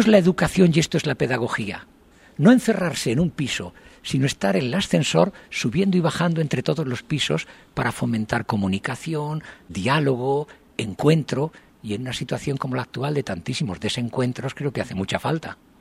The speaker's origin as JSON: {"language": "Spanish", "country": "Spain", "moved": "as an adult", "lives_now": "Japan", "said": "yo soy español, los españoles tenemos el defecto de hablar muy deprisa"}